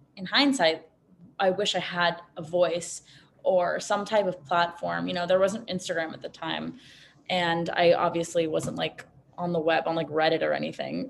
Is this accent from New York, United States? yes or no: yes; New York City, New York, United States; I grew up in Manhattan.